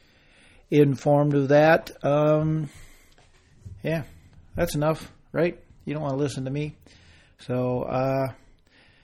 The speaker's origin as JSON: {"language": "English", "country": "United States", "said": "us Americans"}